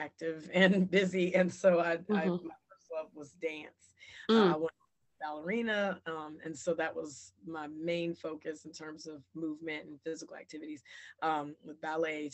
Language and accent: English; Chapel Hill, North Carolina, United States; I'm originally from Chapel Hill.